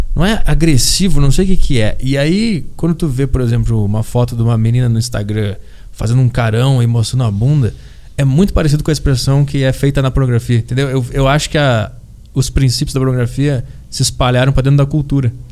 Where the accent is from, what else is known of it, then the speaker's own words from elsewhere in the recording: Porto Alegre, Rio Grande do Sul, Brazil; moved away; eu fui para Porto Alegre pra minha terra natal agora no ano novo